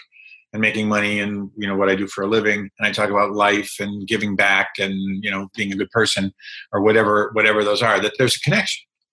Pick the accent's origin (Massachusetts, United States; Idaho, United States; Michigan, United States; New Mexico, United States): Massachusetts, United States; outside of Boston; moved away as an adult; I grew up on the East Coast. I grew up outside of Boston